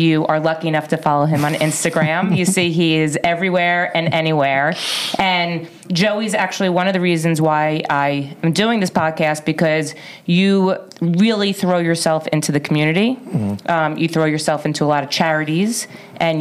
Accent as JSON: {"language": "English", "town": "Livingston", "region": "New Jersey", "country": "United States", "tie": "born or raised there", "said": "I was born and bred in Livingston, New Jersey"}